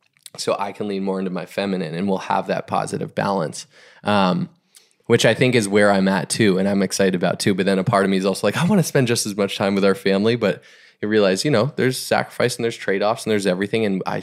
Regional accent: Boston, Massachusetts, United States; I grew up generally in the Boston area, like a little bit of elementary, middle school through high school, and actually after college and into the work.

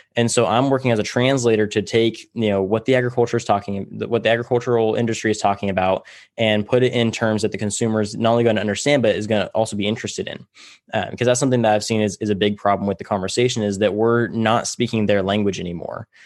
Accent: Tulare, California, United States; I grew up in Tulare, California.

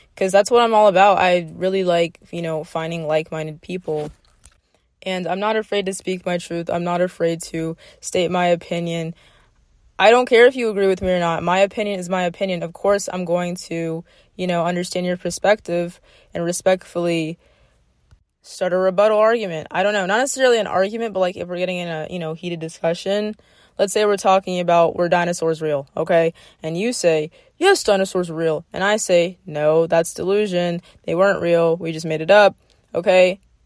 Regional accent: South Florida, United States; I'm from South Florida, and that's what we grew up on

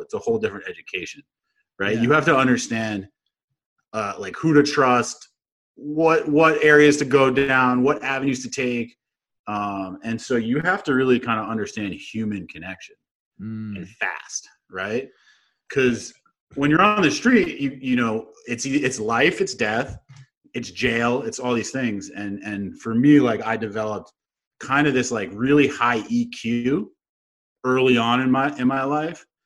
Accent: New Jersey, United States; I grew up in New Jersey in the suburbs of New York

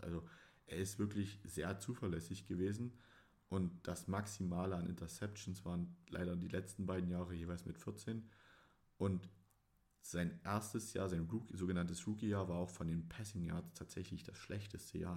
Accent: Dresden, Saxony, Germany; ich bin Sachse, um es genau zu nehmen, Dresdner

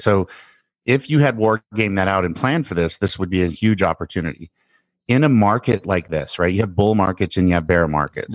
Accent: United States; as an American

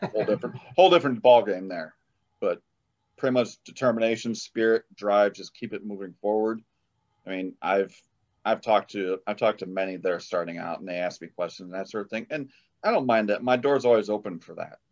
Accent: Illinois, United States; also born or lived in South Carolina; I'm from Illinois.

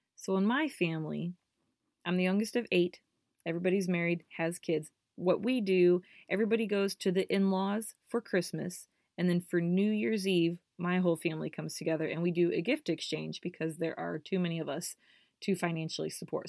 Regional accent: Indiana, United States; I grew up here in Indiana

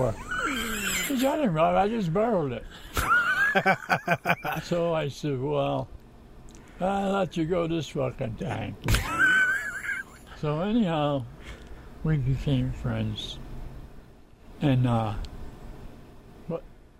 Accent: Niagara Falls, New York, United States; we grew up in the Coldwater Flats on 11th Street in Niagara Falls, New York

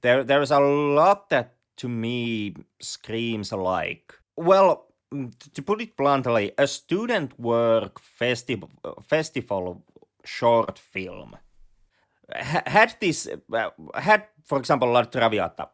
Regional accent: Lapland, Finland; accent: Finnish rally accent; English is a second language; we both have the, the luxurious Finnish Ralli accent

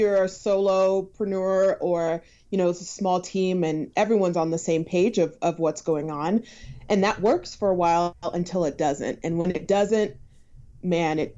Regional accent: Denver, Colorado, United States; I am from Denver, Colorado

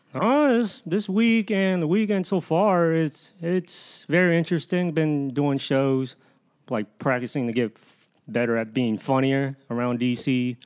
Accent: Fairfax, Virginia, United States; I grew up, I grew up around Northern Virgi, Northern Virginia, Fairfax, all my life

